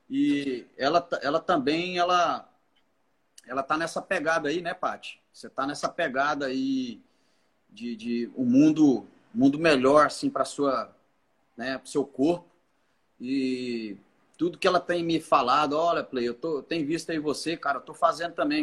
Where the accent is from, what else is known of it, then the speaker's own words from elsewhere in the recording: Goiás, Brazil; now in Palmas, Brazil; Eu sou goiano